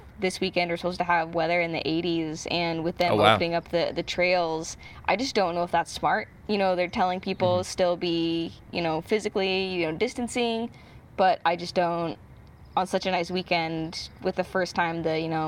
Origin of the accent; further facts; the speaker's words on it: Utah, United States; now in Seattle, United States; I grew up in Utah